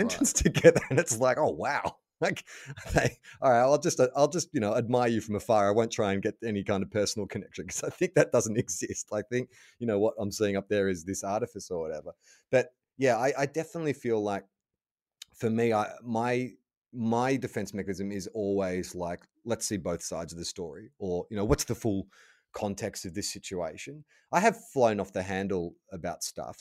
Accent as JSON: {"language": "English", "country": "United States", "accent": "American", "said": "my American accent"}